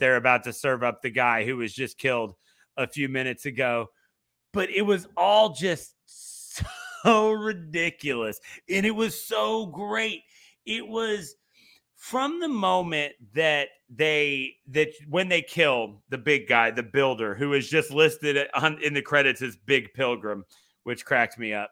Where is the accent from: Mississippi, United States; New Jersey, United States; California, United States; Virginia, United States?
Virginia, United States; Virginia Beach; I grew up in Virginia Beach